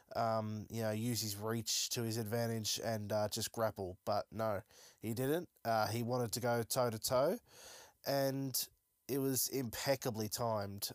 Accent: Melbourne, Victoria, Australia; I am from Melbourne

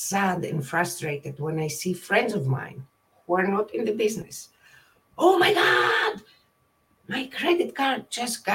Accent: Greece; moved away as an adult; now in California, United States; I was born and raised in Greece, and I moved to California in 1998, became a citizen in 2004

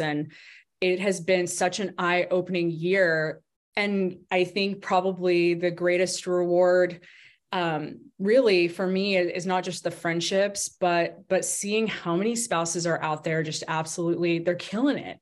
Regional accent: Arkansas, United States; moved away as an adult; also born or lived in Washington, D.C. / Colorado Springs, Colorado; Arkansas, which was my home, which is my home state, not was, but is my home state. It's where I grew up, went to school

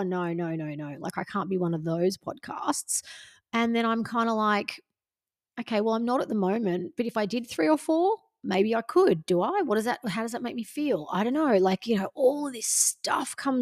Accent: Gold Coast, Queensland, Australia; I'm like, the Gold Coast

